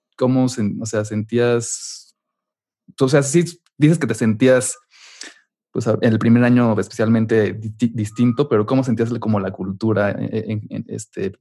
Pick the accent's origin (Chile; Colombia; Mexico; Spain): Mexico; moved away as an adult; also born or lived in Chicago; soy de México